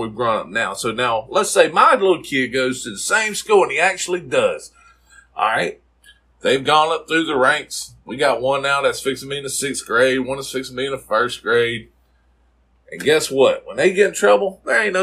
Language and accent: English; South Mississippi, United States; growing up in South Mississippi